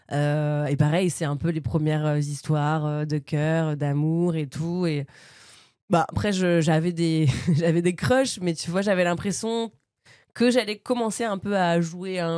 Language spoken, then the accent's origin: French; Bernay, Normandy, France; born or raised there; also born or lived in Paris region